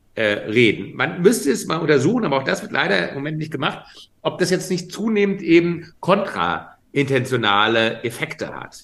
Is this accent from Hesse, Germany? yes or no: yes; Frankfurt, Hesse, Germany; in meiner Heimatstadt Frankfurt im Bahnhofsviertel